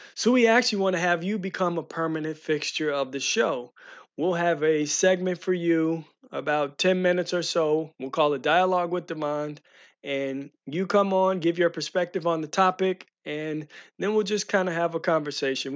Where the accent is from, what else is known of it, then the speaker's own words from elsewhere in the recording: St. Louis County, Missouri, United States; grew up in Saint Louis County area